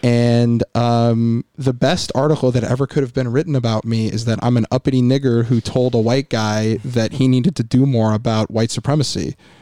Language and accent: English; Indiana, United States; now in Buffalo, United States; I grew up in Indiana at the dirt track